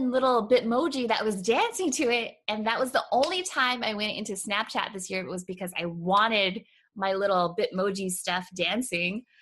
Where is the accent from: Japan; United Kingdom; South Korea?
Japan; but it's kind of a sad story because I was raised in Japan. My dad was in the military.